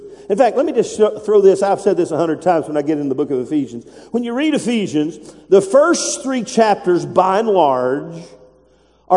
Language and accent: English; United States; I'm an American. That's in my blood. That's in my DNA. I am American